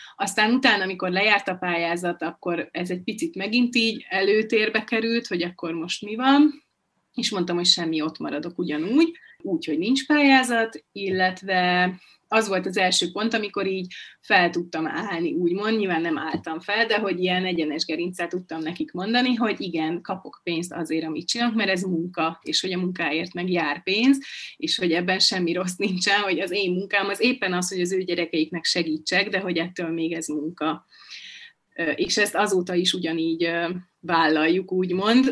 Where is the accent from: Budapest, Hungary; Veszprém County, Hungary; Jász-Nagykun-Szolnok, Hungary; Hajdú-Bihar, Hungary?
Budapest, Hungary; moved away as an adult; now in Borsod-Abaúj-Zemplén County, Hungary; Budapesten születtem